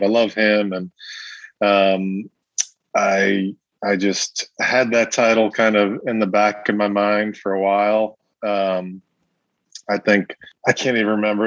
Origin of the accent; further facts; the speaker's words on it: New York City, New York, United States; pretty much my whole experience growing up was in this kind of you know these these tight knit Italian American families in southern Brooklyn